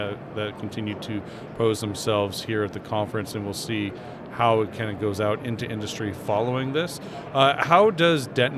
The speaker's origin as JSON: {"language": "English", "country": "United States", "said": "as an American"}